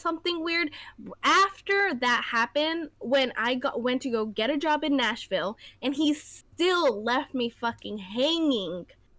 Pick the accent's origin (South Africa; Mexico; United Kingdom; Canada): Mexico; born there; No, honey, I'm from Mexico too. {S1} Yeah. {S0} I was born in Mexico too. My parents are from the same place as you. I speak the same language as you.